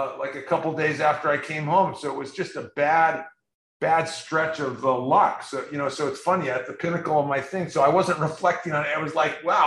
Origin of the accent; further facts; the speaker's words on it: San Diego, California, United States; We grew up in San Diego